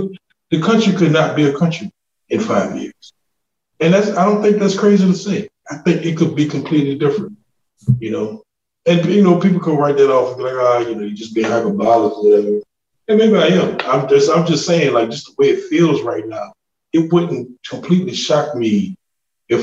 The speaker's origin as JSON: {"language": "English", "town": "New Orleans", "region": "Louisiana", "country": "United States", "said": "I'm a Louisianian. From New Orleans"}